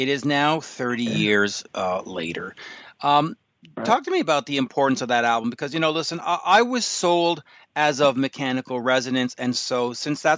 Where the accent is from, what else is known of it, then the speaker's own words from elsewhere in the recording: Canada; as a Canadian